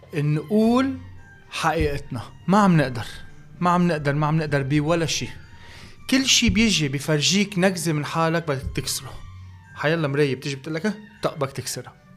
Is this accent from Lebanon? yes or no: yes; Lebanon; الكلتور تبعنا نحن كلبنانيه